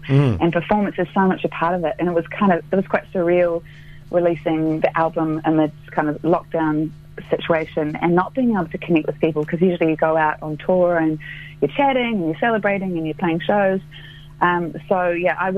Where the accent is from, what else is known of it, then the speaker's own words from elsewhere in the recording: Christchurch, Canterbury, New Zealand; moved away; I grew up here in Christchurch, and the South Island is very much my home